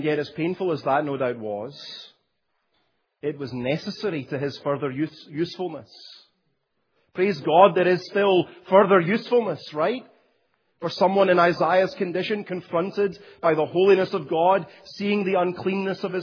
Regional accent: Scotland, United Kingdom; When I was growing up in Scotland

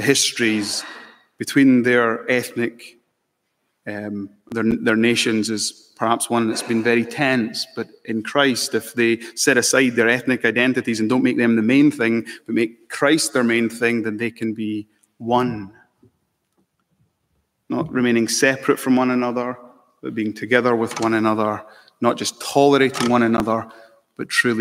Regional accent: Scotland, United Kingdom; also born or lived in Malawi; now in London, United Kingdom; I'm mixed race. I love this, right? I'm British. I'm Scottish. Proud of it. I'm also Malawian

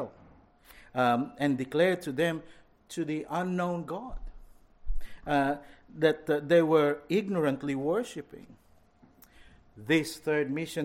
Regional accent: Philippines; moved away; I grew up in the Philippines in Joe's days.

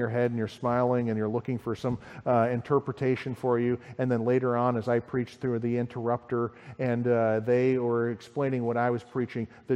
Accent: United States; I'm the American.

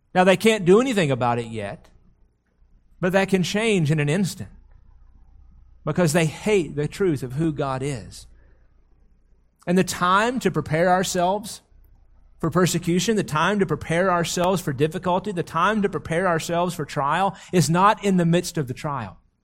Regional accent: United States; we have lived for so long as American Christians

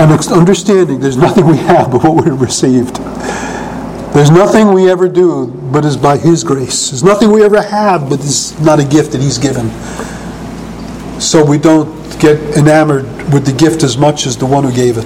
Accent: New York City, New York, United States; I was not only a youth growing up in New York at Coney Island, but when I hit my teens, it was Greenwich Village

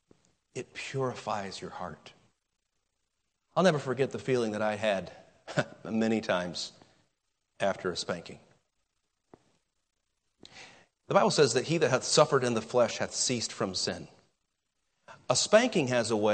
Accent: United States; American Christians

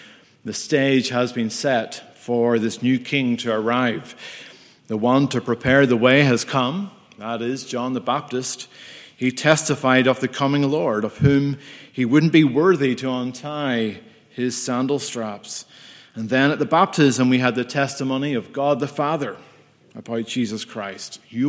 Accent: United Kingdom; I am from the United Kingdom of Great Britain and Northern Ireland.

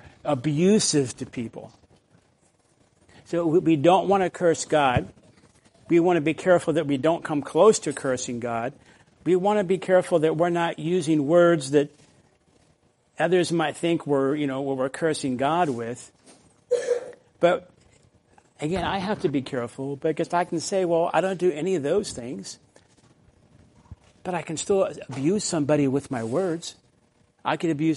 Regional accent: the South, United States; when I grew up in the South

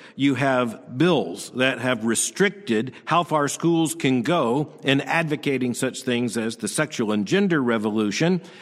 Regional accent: Florida, United States; the state of Florida, which happens to be my home state. And I myself am a product of the schools in Florida, first grade through the twelfth grade.

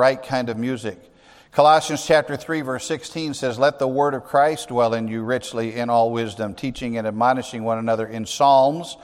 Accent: Kankakee, Illinois, United States; I grew up in Grace Baptist Church in Kankakee, Illinois.

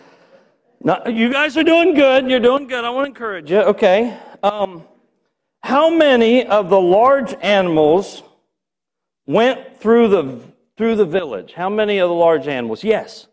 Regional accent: Milford, United States; I'm from Milford.

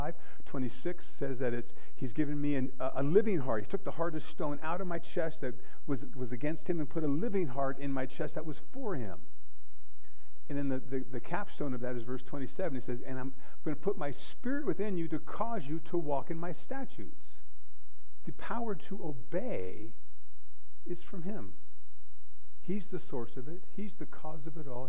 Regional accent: United States; I am an American

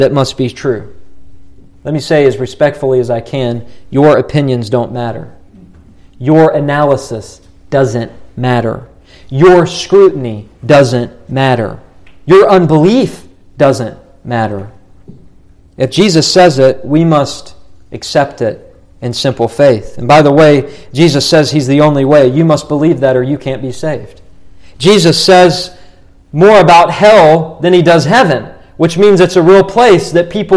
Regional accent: Morgantown, West Virginia, United States; moved away; the town I grew up in, Morgantown, West Virginia

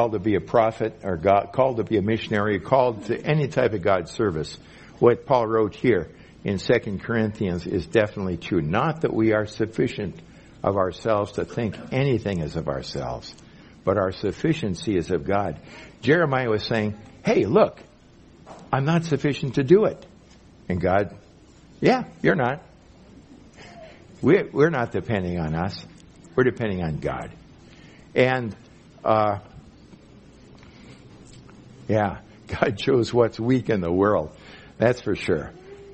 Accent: Minnesota, United States; moved away as an adult; also born or lived in Mexico; I'm from Minnesota, way up there in the north

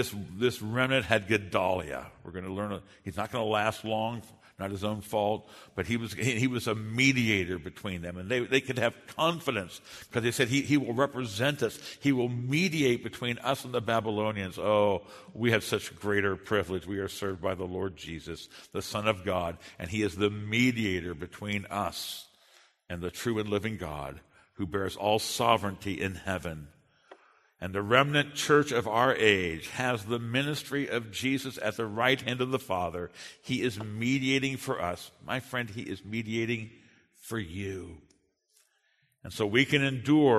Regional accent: United States; I'm a Westerner, and I'm an American

